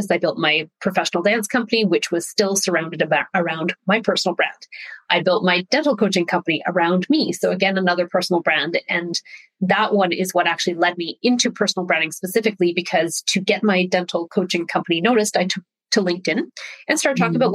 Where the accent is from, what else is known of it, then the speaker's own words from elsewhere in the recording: Saskatchewan, Canada; Uh, I'm Canadian. My dad was an RCMP, so a Mountie. So that means we I grew up all over Canada because his generation of police officer was transferred a lot, settling in Saskatchewan